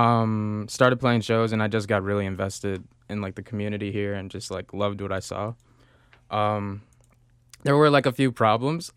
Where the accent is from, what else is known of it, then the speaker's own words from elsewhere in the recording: Chicago, Illinois, United States; I grew up in Beverly